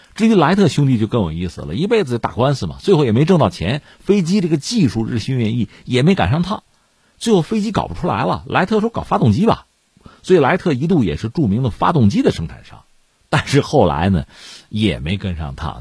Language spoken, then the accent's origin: Chinese; China; 作为中国人嘛